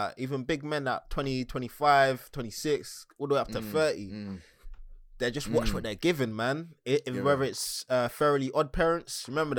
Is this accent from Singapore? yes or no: no; Nigeria; I had to go back to the motherland. I'm from Nige.